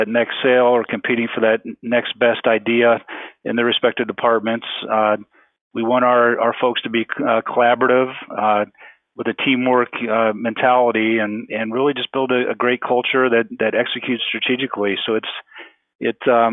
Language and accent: English; Illinois, United States; moved away as an adult; also born or lived in Iowa; I grew up in Illinois